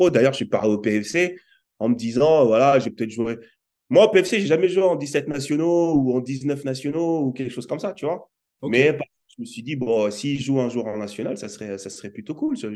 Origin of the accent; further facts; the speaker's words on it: Aubervilliers, Île-de-France, France; also born or lived in Nouméa / Cayenne; je suis né, moi, à Nouméa, mais j'ai vécu à peine euh, enfant, j'ai vécu huit mois à Nouméa. Ensuite, on est, parti sur Cayenne. Et Cayenne, je suis arrivé en France, à Aubervilliers.